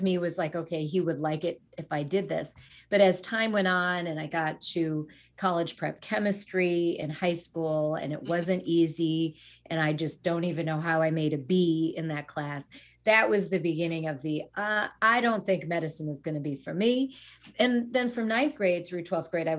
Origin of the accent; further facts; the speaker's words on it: United States; also born or lived in Sri Lanka; came to the U.S. when I was a toddler